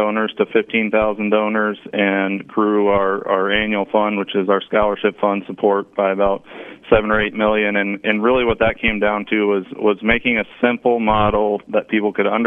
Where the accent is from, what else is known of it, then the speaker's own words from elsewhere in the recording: Dallas, Texas, United States; moved away as an adult; now in Lafayette, United States; I grew up in Dallas